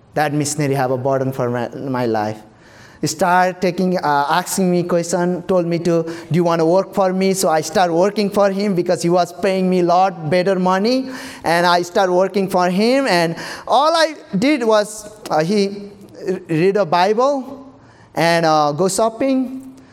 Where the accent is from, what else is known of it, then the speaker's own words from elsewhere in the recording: Nepal; English is a second language; moved away as an adult; now in United States; I have to go back and forward here to Nepal, Nepal to here